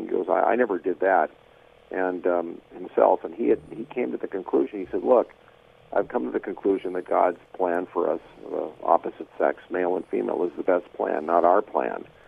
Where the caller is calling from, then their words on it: Los Angeles, California, United States; I was calling from the South Bay